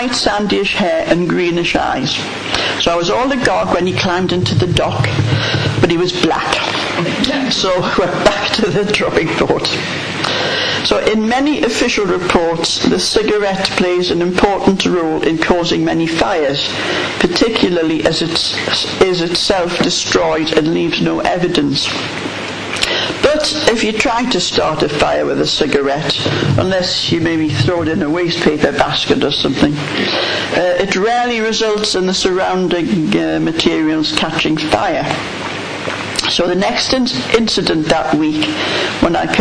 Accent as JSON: {"language": "English", "town": "Whitley Bay", "region": "North East England", "country": "United Kingdom", "tie": "born or raised there", "said": "my hometown, Whitley Bay, on the northeast coast"}